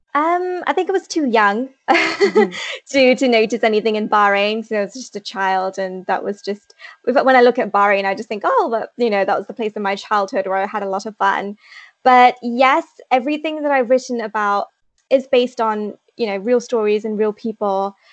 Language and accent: English; Leicester, East Midlands, United Kingdom; I'm from Leicester in the UK.